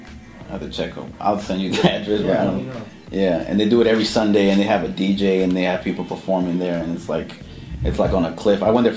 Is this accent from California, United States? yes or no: no; Arizona, United States; born there; also born or lived in Mexico / Canada; now in Atlanta, United States; I'm from Arizona. {S3} Arizona? {S0} Yeah. Yeah, that's where I was born.